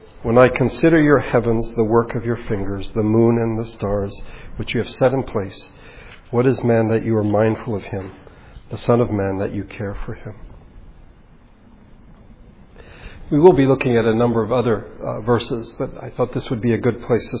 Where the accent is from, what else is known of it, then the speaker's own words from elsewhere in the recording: United States; as Americans